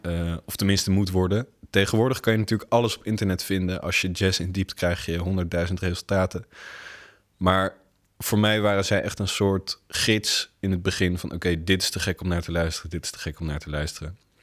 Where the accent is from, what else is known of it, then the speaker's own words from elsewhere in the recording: The Hague, South Holland, Netherlands; moved away as an adult; now in Rotterdam, Netherlands; ik ben inderdaad geboren en getogen in Den Haag